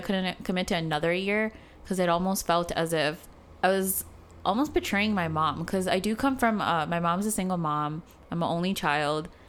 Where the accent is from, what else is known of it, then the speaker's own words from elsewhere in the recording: Chicago, Illinois, United States; moved away as an adult; also born or lived in South Africa; now in San Francisco, United States; in Chicago, I didn't grow up having kind of like a identity crisis